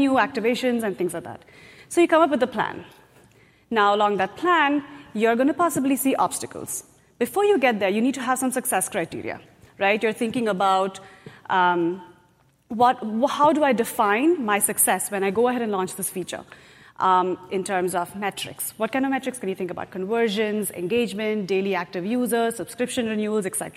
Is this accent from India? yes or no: yes; India; moved away as an adult; now in United States; I grew up in India. I did my engineering in India.